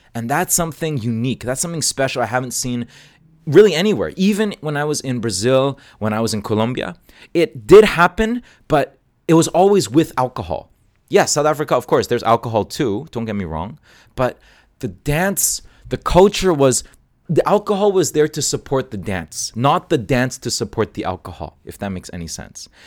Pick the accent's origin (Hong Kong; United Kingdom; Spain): Hong Kong; moved away as an adult; also born or lived in Toronto, Canada; now in Canada; I grew up in Asia